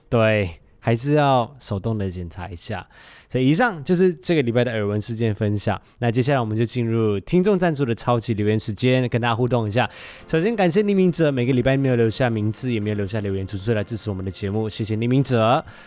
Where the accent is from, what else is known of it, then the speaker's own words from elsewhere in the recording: Malaysia; now in Taiwan; 因为我是马来西亚人嘛，啊。我在马来西亚本来就几乎没有遇过地震